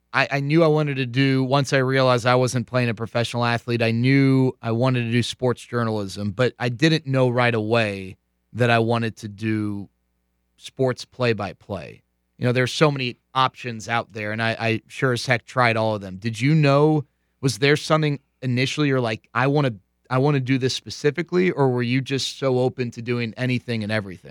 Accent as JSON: {"language": "English", "region": "Texas", "country": "United States", "tie": "born or raised there", "said": "growing up in Texas"}